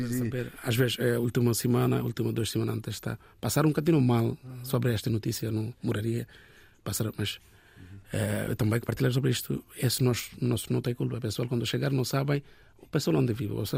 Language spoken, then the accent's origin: Portuguese; Bangladesh; first language Bengali; Portuguese is a second language; moved away as an adult; now in Portugal; nós, o Bangladesh, nós falamos Bangla.